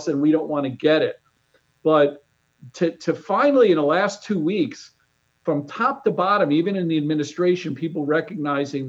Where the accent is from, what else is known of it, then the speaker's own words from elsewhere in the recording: New York, United States; moved away; I grew up in New York